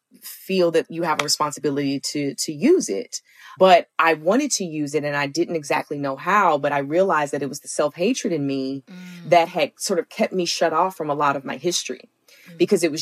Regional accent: Alabama, United States; moved away; growing up in the South

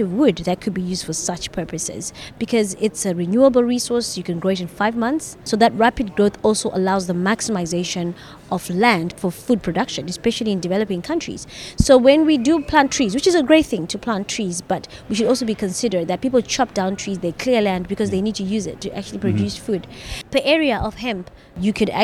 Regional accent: Zimbabwe; I'm from Zimbabwe.

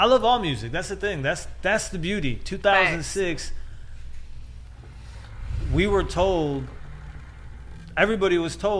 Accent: Midwest, United States; We're from the Midwest.

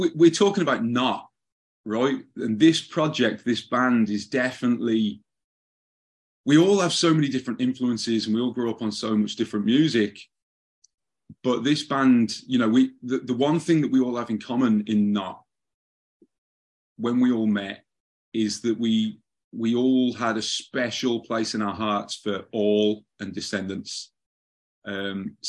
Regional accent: Birmingham, West Midlands, United Kingdom; moved away as an adult; also born or lived in Southern California; now in Los Angeles, United States; I was from the second city to London, which is Birmingham, England. I was born in a town just on the edge of Birmingham. And that's where I spent my youth.

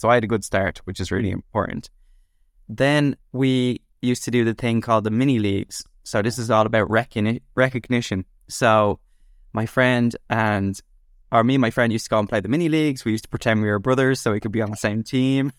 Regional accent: Dublin, Leinster, Ireland; I grew up in Dublin, and I went to school there.

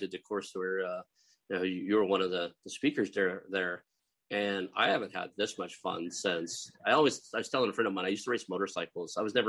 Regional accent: Oklahoma, United States; accent: Oklahoma; when I joined the military, I did everything I could do to get away from my Oklahoma accent. I've been back here a while now, so you can probably pick up some of it.

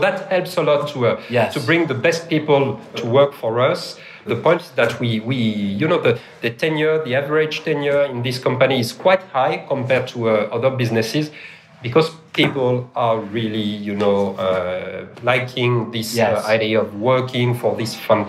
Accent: Melbourne, Victoria, Australia; I'm born and raised in Melbourne, and then Trams, can you believe that?

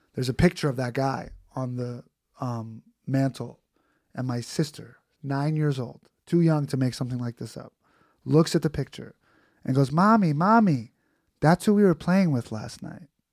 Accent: New York City, New York, United States; I'm from Queens

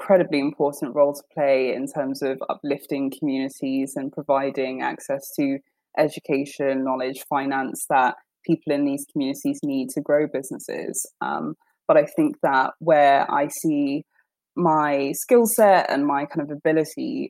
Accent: London, United Kingdom; I grew up in North London, in Tottenham

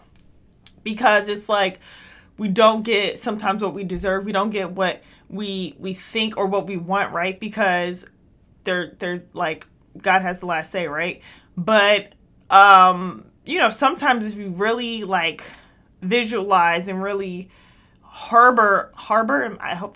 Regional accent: United States; we go to these schools in America because I'm American

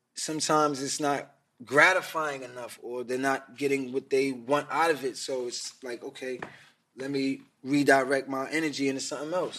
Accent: New York City, New York, United States; I was from Queens, but I was going to Manhattan.

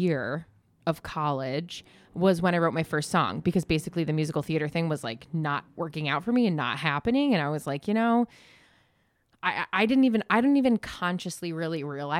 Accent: Galway, New York, United States; I grew up in Galway

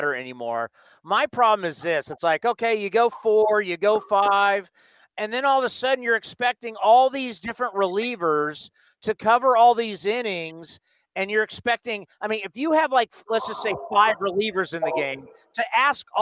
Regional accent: San Diego, California, United States; when I was a kid growing up in San Diego

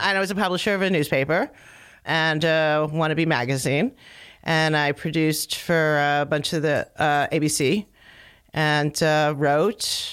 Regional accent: Philadelphia, Pennsylvania, United States; I grew up in, like, the first neighborhood out of Philadelphia

